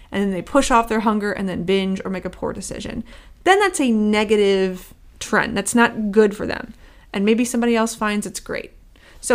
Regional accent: Midwest, United States; I'm from the Midwest

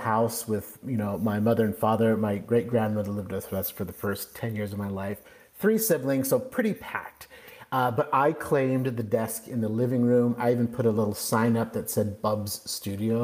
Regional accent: Kirkland, Washington, United States; moved away as an adult; also born or lived in Ellensburg, Washington / California; now in Central Coast, California, United States; I was born and raised right outside of Seattle, a suburb of Seattle called Kirkland, Washington

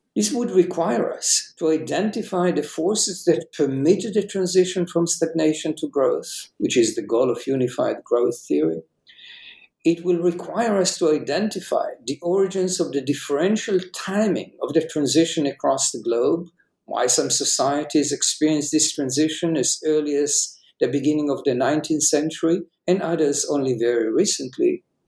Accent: Jerusalem, Jerusalem District, Israel; I was uh, born and raised in Jerusalem

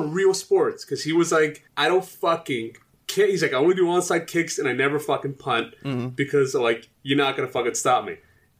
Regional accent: Maryland, United States; also born or lived in Morocco; now in Los Angeles, United States; I grew up in Maryland

